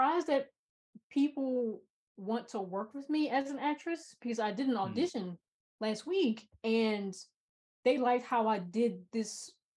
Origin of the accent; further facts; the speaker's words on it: United States; being an American